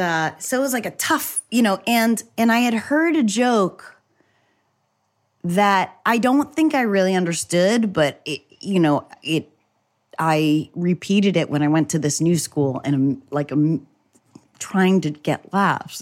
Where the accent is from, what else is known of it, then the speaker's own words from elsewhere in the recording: New Hampshire, United States; at school, I would have a bagel and cream cheese. This is in New Hampshire